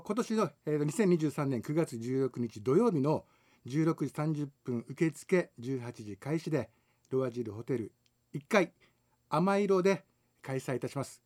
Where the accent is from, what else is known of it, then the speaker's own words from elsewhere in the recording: Okinawa, Japan; 60年沖縄に生まれ育ちましたけど